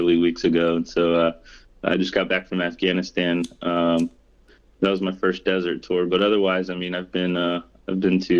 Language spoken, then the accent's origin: English; Holyoke, Massachusetts, United States; I grew up in Holyoke, Massachusetts, where a majority of my family still lives, and it's a sleepy little mill town in western Massachusetts